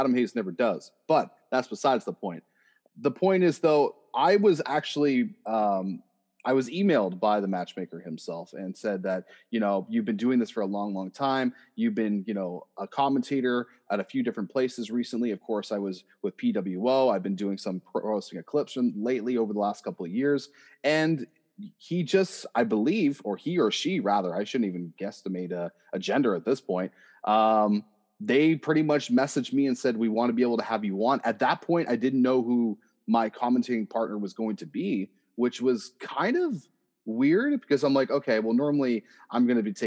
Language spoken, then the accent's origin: English; Oshawa, Ontario, Canada; I am from Oshawa, Ontario